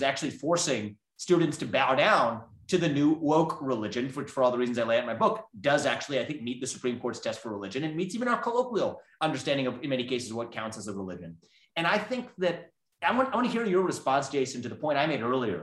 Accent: Southwest Ohio, United States; I was born and raised in Southwest Ohio.

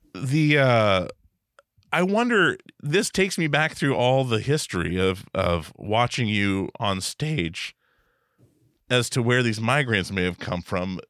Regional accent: Alaska, United States; now in Portland, United States; I'm I'm from Alaska

